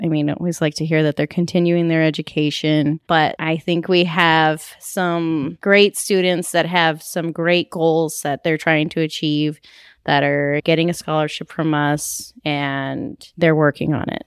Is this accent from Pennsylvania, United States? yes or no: no; Diamond Bar, California, United States; now in Claremont, United States; I grew up in Diamond Bar